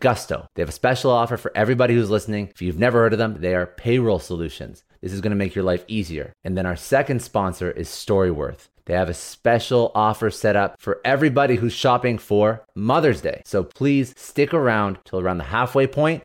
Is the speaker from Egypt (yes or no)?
no; Ottawa, Ontario, Canada; in my hometown, Ottawa